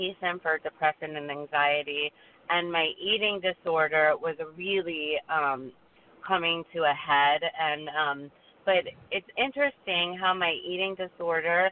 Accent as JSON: {"language": "English", "region": "South Florida", "country": "United States", "tie": "born or raised there", "said": "I grew up in South Florida"}